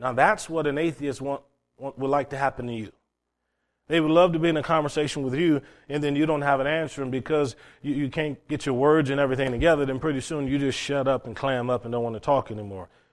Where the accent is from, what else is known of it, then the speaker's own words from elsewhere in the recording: Cleveland, Ohio, United States; what I had growing up in Cleveland, Ohio in high school.